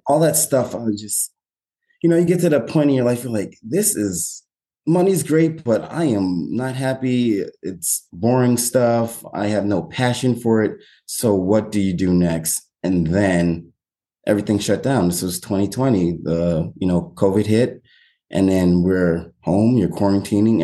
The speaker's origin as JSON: {"language": "English", "area": "Westchester County", "region": "New York", "country": "United States", "tie": "born or raised there", "also_born_or_lived": "Massachusetts", "said": "born and raised in New York, uh, Westchester County, probably 30 minutes north of the city."}